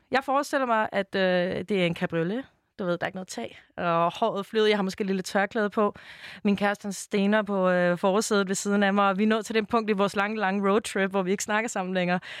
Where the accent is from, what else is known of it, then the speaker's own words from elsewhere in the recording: Denmark; så det synes jeg selvfølgelig som dansker at man blev snydt for.